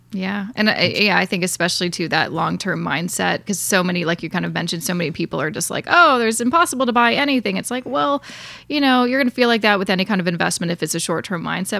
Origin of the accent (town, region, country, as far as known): Canada